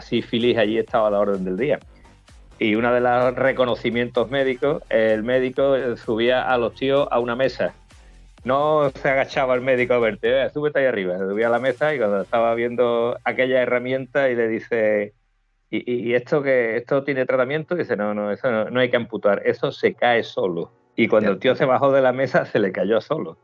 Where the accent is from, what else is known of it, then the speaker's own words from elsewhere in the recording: Almonte, Andalusia, Spain; mi pueblo, en Almonte